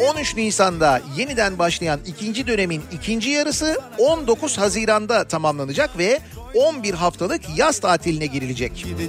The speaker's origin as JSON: {"language": "Turkish", "country": "Turkey", "said": "ben Türk'üm"}